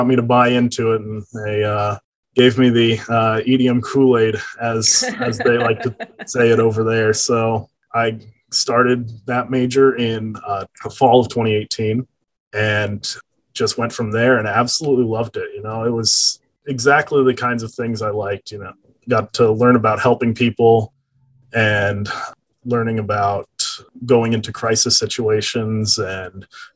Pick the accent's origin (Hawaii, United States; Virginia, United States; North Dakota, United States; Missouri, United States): Missouri, United States; Lee's Summit; I'm originally from Lee Summit, Missouri, so not too far away in the Kansas City area.